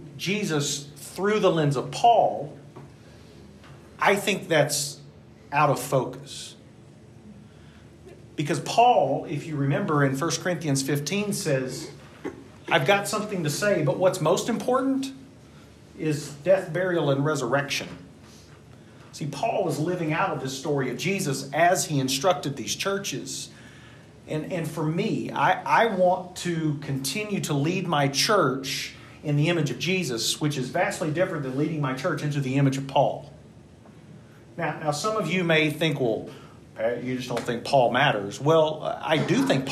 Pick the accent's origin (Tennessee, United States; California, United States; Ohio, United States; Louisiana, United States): Tennessee, United States; Tullahoma; my church growing up in Tullahoma, Tennessee